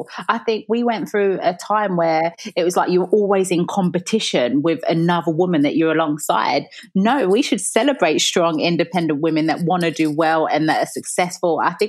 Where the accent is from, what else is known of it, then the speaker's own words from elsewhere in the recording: London, United Kingdom; when I think about me growing up, my mum was a single parent.